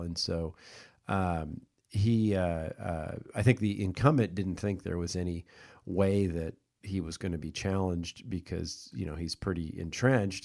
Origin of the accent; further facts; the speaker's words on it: Kansas City, United States; moved away; I'm from Kansas City